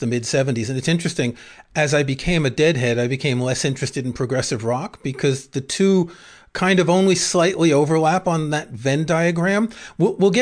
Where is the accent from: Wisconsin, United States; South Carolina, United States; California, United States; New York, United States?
New York, United States; New York City; I grew up in New York City